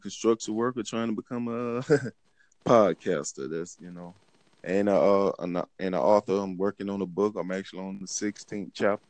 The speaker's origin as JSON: {"language": "English", "town": "Pensacola", "region": "Florida", "country": "United States", "said": "I'm from Florida, Pensacola, Florida."}